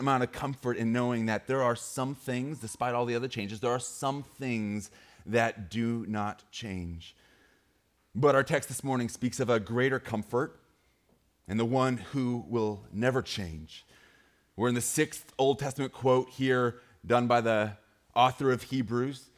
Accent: Great Falls, Montana, United States; moved away; I grew up in Great Falls, Montana

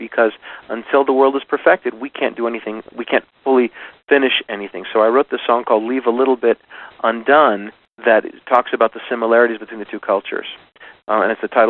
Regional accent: Minnesota, United States; As a matter of fact, when I first moved here, I was from Minnesota.

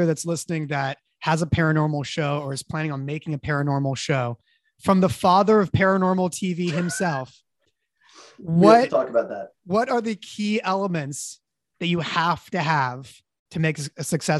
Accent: Santa Cruz, California, United States; growing up in Santa Cruz

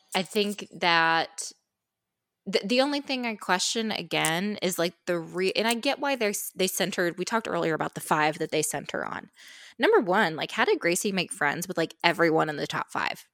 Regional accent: Austin, Indiana, United States; moved away as an adult; the reigning sesquicentennial queen of the city of Austin, Indiana

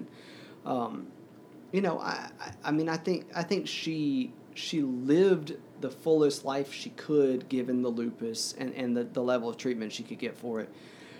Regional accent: the South, United States; now in New York City, United States; well, I grew up in the South, but I'm a, you know, New Yorker.

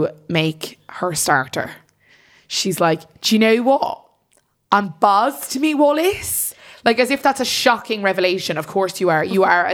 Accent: Ireland

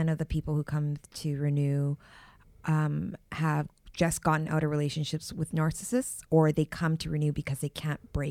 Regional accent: Canada; I am from Canada.

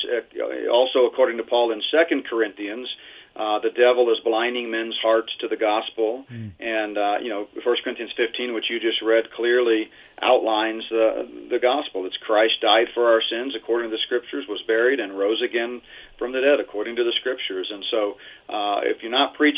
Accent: Houston, Texas, United States; growing up in Houston in high school and college

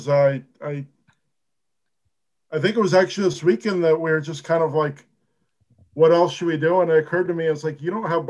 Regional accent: Eugene, Oregon, United States; I grew up in Eugene, Oregon.

